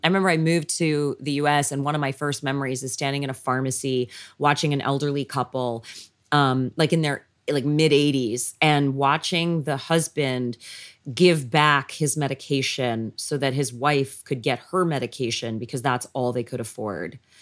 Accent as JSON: {"language": "English", "country": "Canada", "tie": "born or raised there", "also_born_or_lived": "Los Angeles", "moved": "as an adult", "lives_now": "Tennessee, United States", "said": "I was born and raised in Canada"}